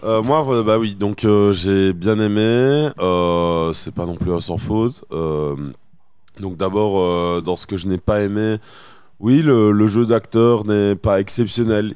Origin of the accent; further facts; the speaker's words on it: Belgium; en tant que Belge campagnard